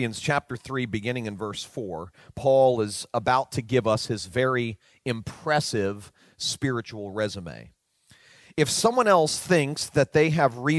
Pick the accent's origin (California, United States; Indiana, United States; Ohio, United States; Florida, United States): Florida, United States; Fort Lauderdale; I was leading a large, well-known church in my hometown of Fort Lauderdale, Florida.